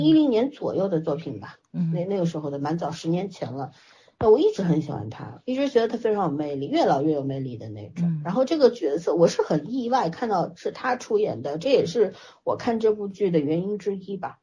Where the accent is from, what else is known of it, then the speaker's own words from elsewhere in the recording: China; 对于我们中国人来说，我们为什么现在说起来恨得牙痒痒？